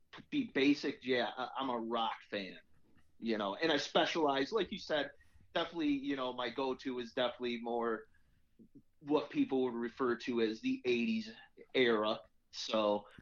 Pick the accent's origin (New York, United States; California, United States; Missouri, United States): New York, United States; Canandaigua